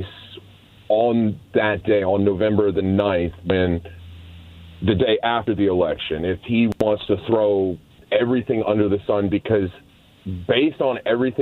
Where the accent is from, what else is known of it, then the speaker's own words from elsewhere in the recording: Atlanta, Georgia, United States; I'm from Atlanta